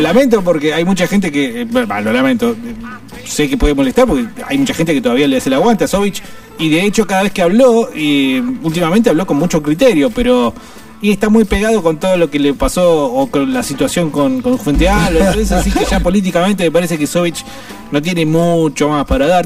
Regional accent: Argentina; somos muy buenos para hacer mierda todo, para romper todo, el argentino

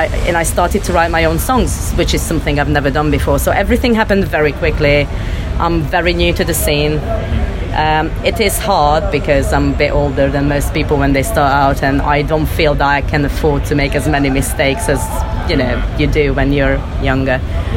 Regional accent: Hungary; also born or lived in Russia; I'm half Russian, half Hungarian. Mm-hmm. I grew up between these two countries and I came from Hungary.

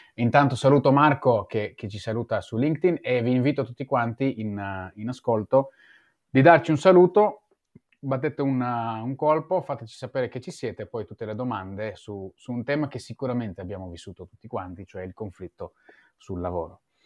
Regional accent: Israel; moved away; io sono nato e cresciuto in Israele

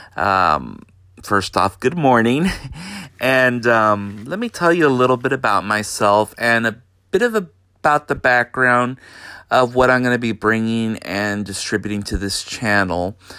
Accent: Brownsville, Texas, United States; also born or lived in Houston, Texas / San Antonio, Texas / Austin, Texas; I grew up in Brownsville, Texas, most of my life

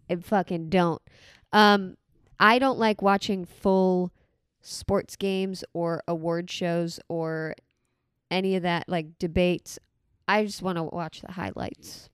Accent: Port St. Lucie, Florida, United States; also born or lived in Boston; I've spent most of my life in Florida.

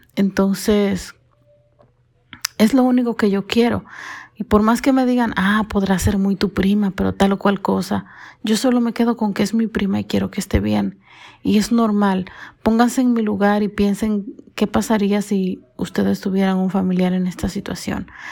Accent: Dominican Republic; soy dominicana

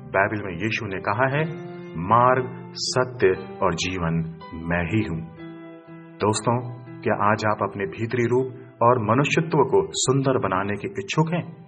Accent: India

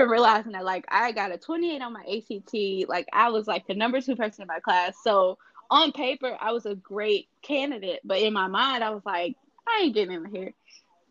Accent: Ullin, Illinois, United States; moved away as an adult; also born or lived in Washington, D.C. / Greensboro, North Carolina; the town is called Ullin, Illinois. It's spelled Ullin. It's at the very southern tip of Illinois

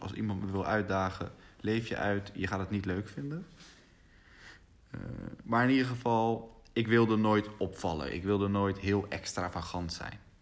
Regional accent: Rotterdam, South Holland, Netherlands; Ik ben opgegroeid in Rotterdam

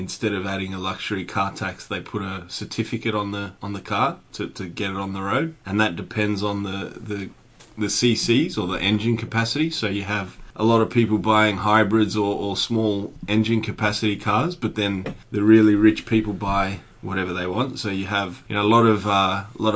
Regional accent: Australia; moved away as an adult; also born or lived in Singapore; now in Hong Kong; I'm from Australia. But I live in Asia.

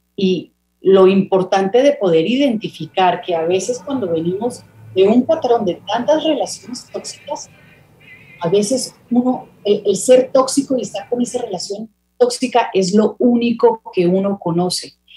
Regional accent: Miami, Florida, United States; Yo me crié en Miami

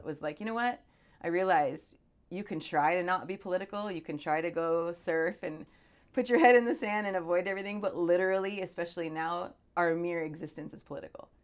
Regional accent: California, Arizona, Southwest of the US, United States; moved away as an adult; now in Hawaii, United States; I grew up in the Southwest of the U S, California, Arizona.

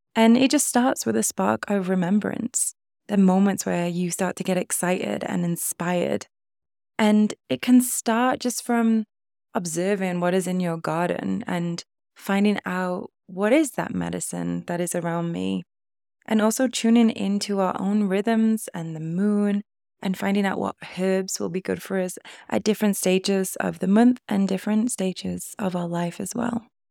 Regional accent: United Kingdom; also born or lived in Costa Rica; I'm in the U K, and coming back to my hometown

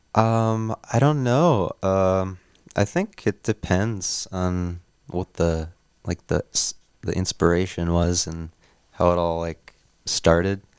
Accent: Neenah, Wisconsin, United States; moved away as an adult; now in Oshkosh, United States; we're from Neenah

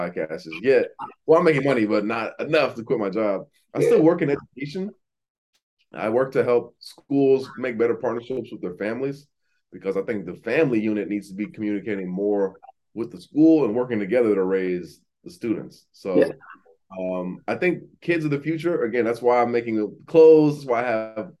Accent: Aurora, Illinois, United States; moved away as an adult; also born or lived in Pittsburgh / Atlanta; now in Miami, United States; I grew up in Aurora, Illinois, which is the second biggest city outside Chicago

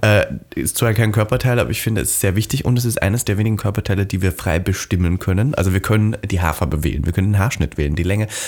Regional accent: Austria; ich bin ja aus Österreich

